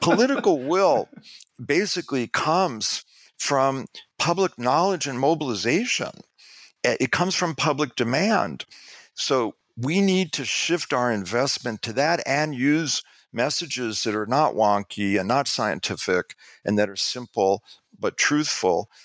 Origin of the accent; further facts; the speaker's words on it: New York, United States; I'm from New York